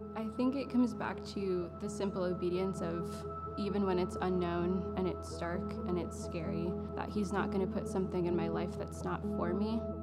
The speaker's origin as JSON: {"language": "English", "region": "Florida", "country": "United States", "tie": "born or raised there", "said": "growing up in Florida my whole life"}